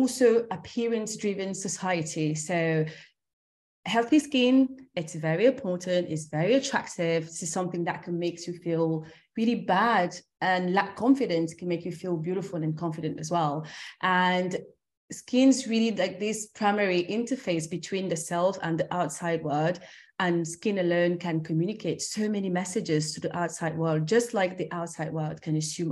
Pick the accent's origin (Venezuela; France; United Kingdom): France; also born or lived in Cameroon; I'm originally from Cameroon. That's where I was born. And I grew up in France and in Europe